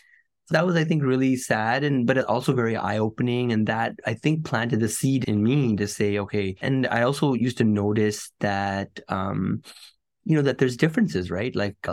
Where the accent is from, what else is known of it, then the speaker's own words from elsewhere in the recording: Canada; Like just growing up in Canada, for example, there's a lot of things that I think kids take for granted.